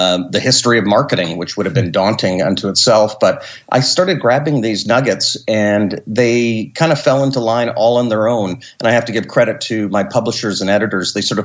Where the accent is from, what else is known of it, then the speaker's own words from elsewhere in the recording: Canada; I'm a Canadian. I live north of Montreal in Quebec at a ski resort